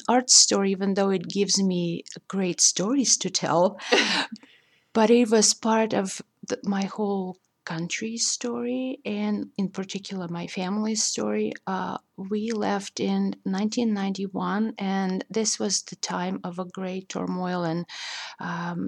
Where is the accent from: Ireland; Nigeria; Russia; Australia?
Russia; English is a second language; also born or lived in New York; now in Indiana, United States; growing up in Russia, the Russian culture affected me tremendously